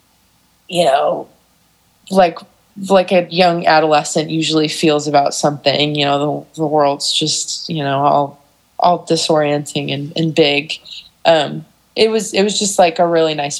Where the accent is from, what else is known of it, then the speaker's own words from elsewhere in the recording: Geneva, Illinois, United States; I grew up in Geneva